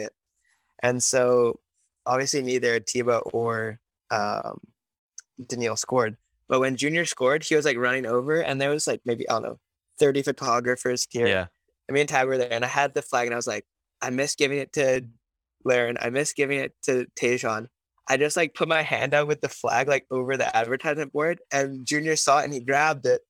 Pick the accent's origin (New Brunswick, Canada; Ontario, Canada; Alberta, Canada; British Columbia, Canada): British Columbia, Canada; Vancouver; I was born in Vancouver